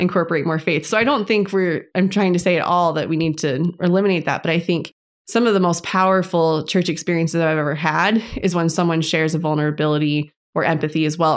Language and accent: English; Las Vegas, Nevada, United States; now in Tucson, United States; I'm originally from Las Vegas, and I'm now living in Tucson, Arizona